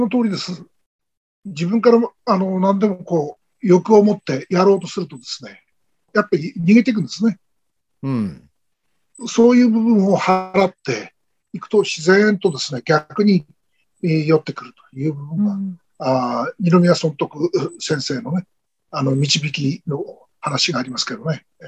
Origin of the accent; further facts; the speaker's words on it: Miyagi, Japan; 地元宮城県の佐藤先生と出会って